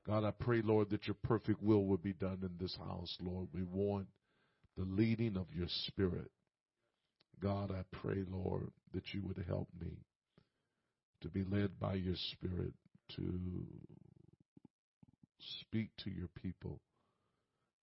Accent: Indianapolis, Indiana, United States; I'm from Indianapolis

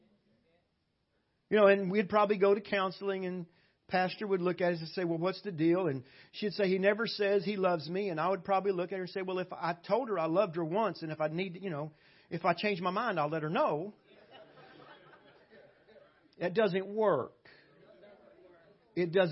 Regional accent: South Louisiana, United States; moved away as an adult; now in Cyprus; I was raised way down in South Louisiana, below New Orleans, way down there

